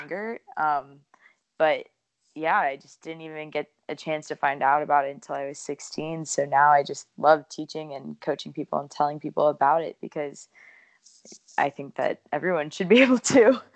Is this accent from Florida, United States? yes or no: yes; New Smyrna Beach, Florida, United States; also born or lived in Honolulu, Hawaii; grew up in New Smyrna